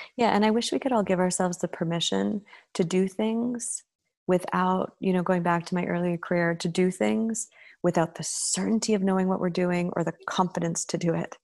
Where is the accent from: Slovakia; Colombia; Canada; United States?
Canada; as a Canadian and in my family structure